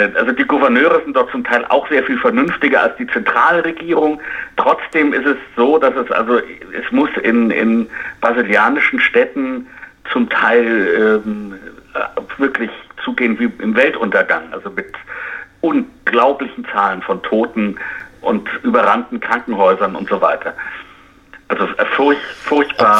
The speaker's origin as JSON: {"language": "German", "country": "United States", "said": "als Amerikaner"}